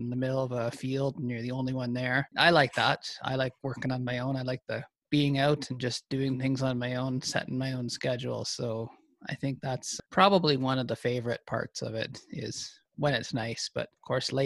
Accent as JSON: {"language": "English", "region": "Ontario", "country": "Canada", "tie": "born or raised there", "also_born_or_lived": "Manitoba", "moved": "as an adult", "lives_now": "Alberta, Canada", "said": "I grew up in Ontario on a corn and soybean farm"}